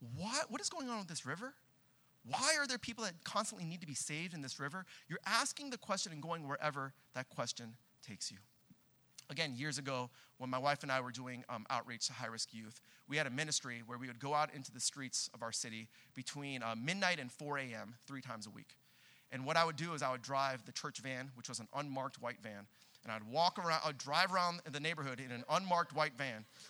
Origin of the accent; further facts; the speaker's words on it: Southern California, United States; now in Boston, United States; we're both from Southern California